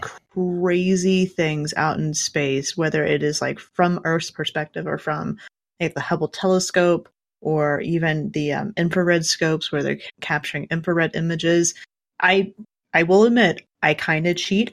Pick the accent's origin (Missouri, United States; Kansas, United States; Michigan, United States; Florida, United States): Kansas, United States; I grew up in Kansas